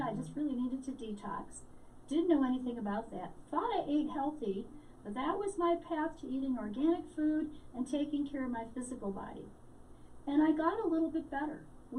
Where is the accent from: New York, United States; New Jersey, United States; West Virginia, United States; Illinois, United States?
Illinois, United States; Chicago; now in Albuquerque, United States; I grew up in Chicago. I'm now in Albuquerque, New Mexico.